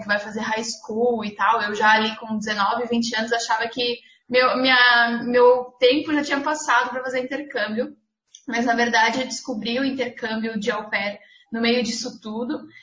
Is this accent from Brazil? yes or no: yes; Blumenau, Santa Catarina, Brazil; sou de Blumenau, Santa Catarina